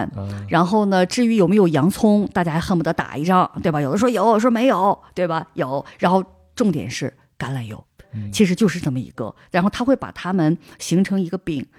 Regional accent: Northeast China, China; 像我记得我小的时候在东北吃的那个青椒，觉得很有味道。

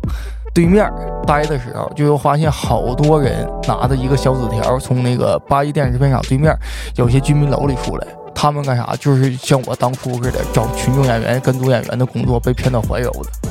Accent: Jinzhou, Liaoning, China; moved away as an adult; also born or lived in Beijing; 我来自辽宁锦州黑山县

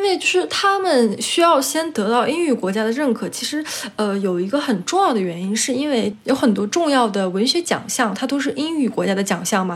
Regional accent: China; also born or lived in Chile; now in Spain; 我是中国

